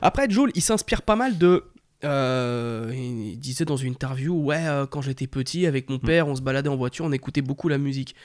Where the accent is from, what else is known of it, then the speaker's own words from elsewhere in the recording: Paris, Île-de-France, France; Moi, je suis un Parisien